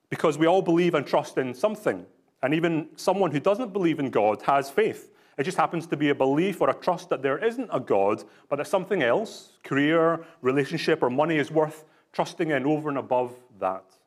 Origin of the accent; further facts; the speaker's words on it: Glasgow, Scotland, United Kingdom; now in British Columbia, Canada; I was born in Glasgow in Scotland, so I'm not just putting this on